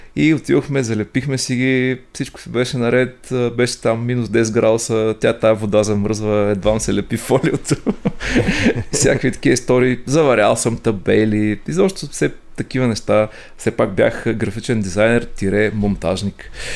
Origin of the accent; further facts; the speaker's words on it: Ruse, Ruse Province, Bulgaria; роден съм в Русе, отраснал съм а, там.